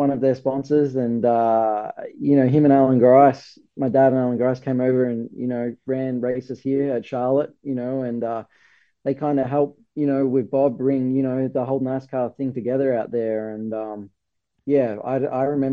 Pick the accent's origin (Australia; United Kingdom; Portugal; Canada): Australia; moved away as an adult; now in United States; I'm from Australia